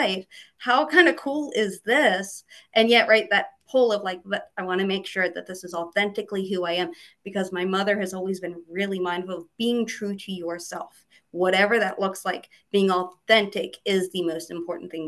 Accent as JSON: {"language": "English", "town": "Aberdeen", "region": "Maryland", "country": "United States", "tie": "born or raised there", "said": "I grew up in Aberdeen, which is right, Aberdeen Proving Ground."}